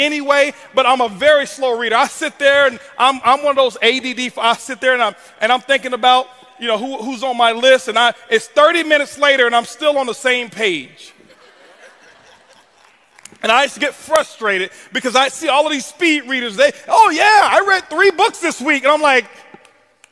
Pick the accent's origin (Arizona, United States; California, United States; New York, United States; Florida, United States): Florida, United States; Tampa; I was born in Ponce de Leon Projects, Tampa, Florida, is where I was raised.